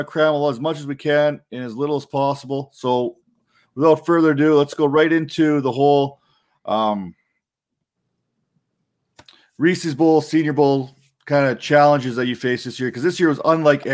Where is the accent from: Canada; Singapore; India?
Canada; I'm Canadian